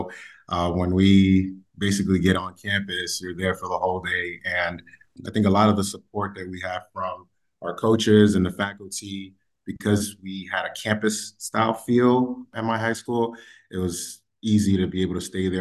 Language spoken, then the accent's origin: English; New York City, New York, United States; growing up in the Bronx